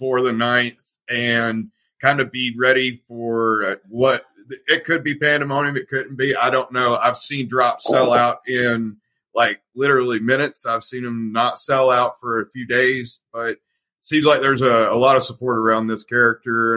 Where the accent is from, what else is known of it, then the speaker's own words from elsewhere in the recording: the South, United States; I'm from the South